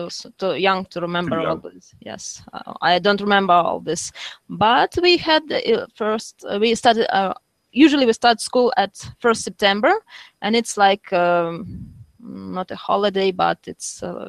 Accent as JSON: {"language": "English", "region": "Kyiv", "country": "Ukraine", "tie": "born or raised there", "said": "I was born in Kyiv in 1986."}